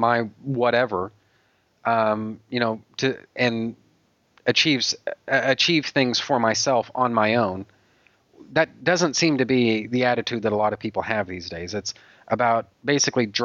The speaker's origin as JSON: {"language": "English", "region": "Texas", "country": "United States", "said": "I'm a Texan"}